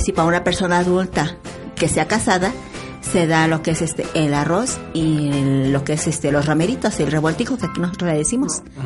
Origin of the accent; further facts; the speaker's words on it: San Pedro Atocpan, Mexico City, Mexico; Soy originaria de San Pedro Atocpan, delegación Milpalta nativa, nativa de San Pedro.